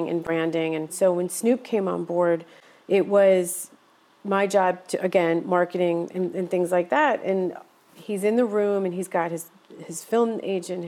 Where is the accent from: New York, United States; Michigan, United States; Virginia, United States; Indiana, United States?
New York, United States; Yonkers; also born or lived in Oswego, New York; I grew up in a city, Yonkers, New York, which is about 30 minutes outside of New York